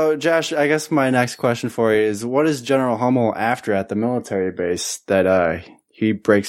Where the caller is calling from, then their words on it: Goshen, Indiana, United States; I'm recording from Goshen, Indiana